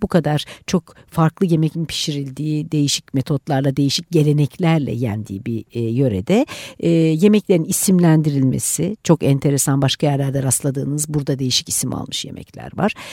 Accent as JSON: {"language": "Turkish", "region": "Eastern Black Sea", "country": "Turkey", "said": "Doğu Karadenizli olduğum için"}